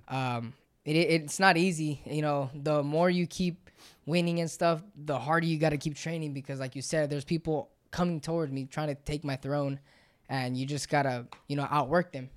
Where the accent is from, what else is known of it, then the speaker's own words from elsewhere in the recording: San Luis, Arizona, United States; we're from San Luis and it's not that really big of a, a place, nobody knows where San Luis is